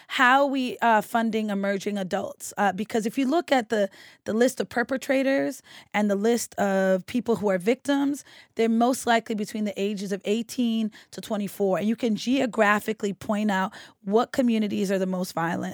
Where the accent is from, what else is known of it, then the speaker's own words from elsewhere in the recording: Boston, Massachusetts, United States; growing up on Woodward Avenue and a police officer telling me that I lived on the most dangerous street in Roxbury